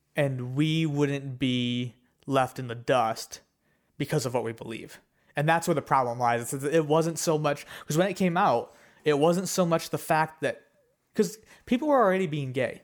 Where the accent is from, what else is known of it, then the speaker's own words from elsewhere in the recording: United States; we are Americans